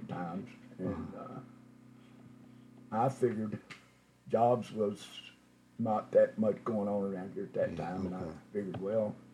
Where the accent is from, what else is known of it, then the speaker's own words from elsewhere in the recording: Johnson City, Tennessee, United States; I'm from Johnson City